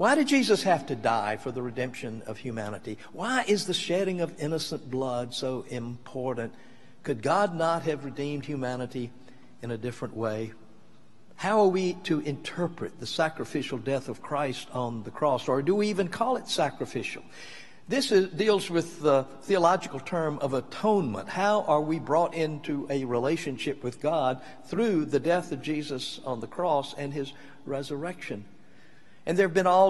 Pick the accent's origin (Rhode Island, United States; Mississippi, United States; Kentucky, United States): Mississippi, United States; when I was growing up in Mississippi, I was a teenager